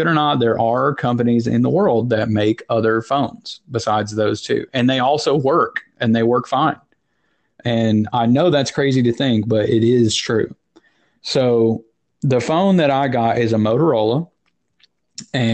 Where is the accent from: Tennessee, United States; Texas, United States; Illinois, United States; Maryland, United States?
Tennessee, United States; now in New Jersey, United States; I did grow up in Tennessee